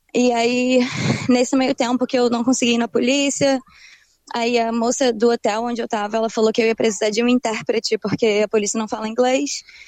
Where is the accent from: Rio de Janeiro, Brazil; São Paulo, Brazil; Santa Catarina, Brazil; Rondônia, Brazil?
Rio de Janeiro, Brazil; moved away as an adult; now in Brisbane, Australia; crescendo no Rio de Janeiro